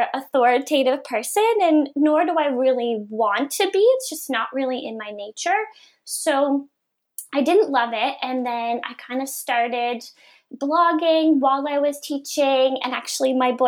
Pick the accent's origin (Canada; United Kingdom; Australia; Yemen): Canada; Sydney Mines, Nova Scotia; moved away as an adult; also born or lived in Halifax; I grew up in Cape Breton in a, you know, tiny little town of Sydney Mines